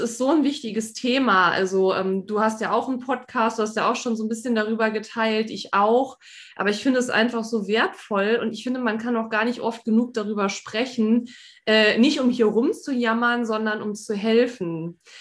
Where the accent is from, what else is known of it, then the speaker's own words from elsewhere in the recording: Saarland, Germany; weil wir auch schon allein schon aus dem Saarland kommen, ne? wir sind ja Saarländerin